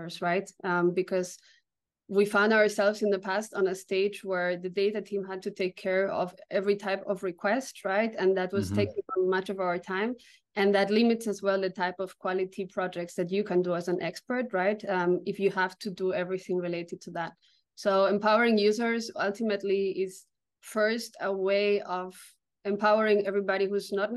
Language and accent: English; Barcelona, Catalonia, Spain; now in Berlin, Germany; I'm originally from Barcelona in Spain, but located in Berlin for a long time.